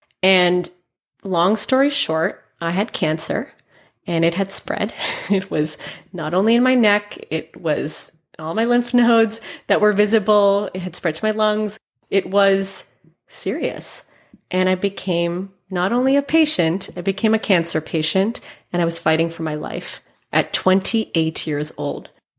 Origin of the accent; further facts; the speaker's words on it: Mumbai, Maharashtra, India; also born or lived in San Francisco; So I was born in San Francisco, but my parents wanted us to experience our culture. I'm Indian. And so we moved to Bombay, India when I was 5.